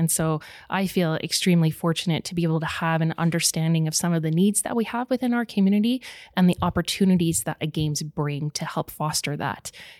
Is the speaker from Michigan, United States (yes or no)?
no; Milwaukee, Wisconsin, United States; Yeah, so I grew up in Milwaukee, Wisconsin, which was kind of a hotbed for ice sports.